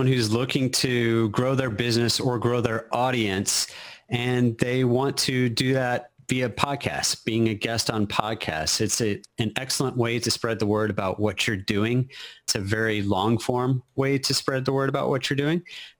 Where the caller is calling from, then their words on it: Austin, Texas, United States; I am in Austin, Texas. Capital of Texas.